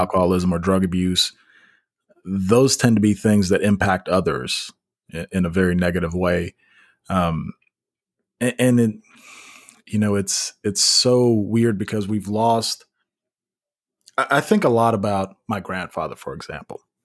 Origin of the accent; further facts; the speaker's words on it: Memphis, Tennessee, United States; now in Nashville, United States; we're both from Memphis